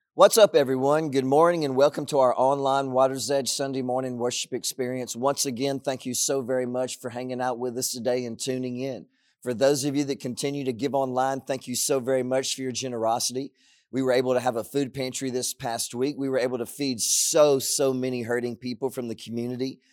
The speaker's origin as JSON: {"language": "English", "region": "Southwest Louisiana", "country": "United States", "tie": "born or raised there", "said": "I was growing up in Southwest Louisiana"}